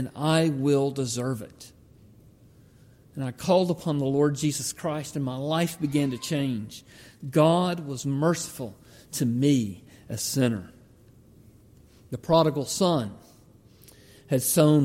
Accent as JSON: {"language": "English", "region": "Georgia", "country": "United States", "tie": "born or raised there", "said": "When I grew up in Georgia, we could walk back about a mile through the woods"}